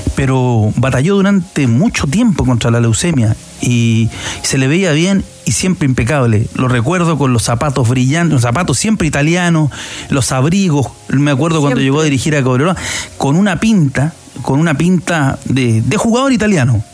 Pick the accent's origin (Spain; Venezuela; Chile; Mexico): Chile; San Antonio, Valparaíso; de San Antonio, de donde yo soy, de, soy del puerto San Antonio